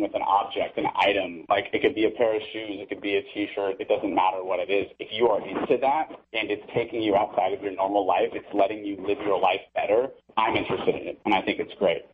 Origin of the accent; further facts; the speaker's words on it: Santa Monica, California, United States; born and raised Santa Monica.